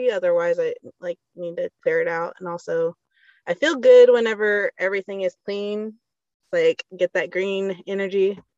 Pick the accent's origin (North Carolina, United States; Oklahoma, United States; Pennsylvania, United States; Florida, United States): Oklahoma, United States; Seminole; now in Sperry, United States; Seminole though.